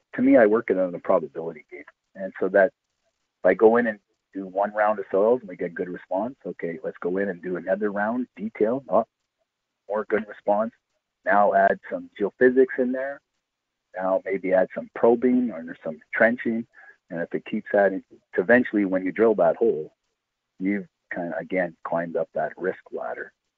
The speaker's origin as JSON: {"language": "English", "town": "Timmins", "region": "Ontario", "country": "Canada", "said": "I'm from Timmins"}